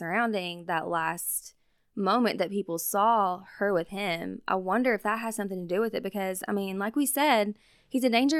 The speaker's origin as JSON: {"language": "English", "town": "Logan", "region": "West Virginia", "country": "United States", "said": "I'm also from a small town. I'm from Logan, West Virginia, and there's about 1,700 people there."}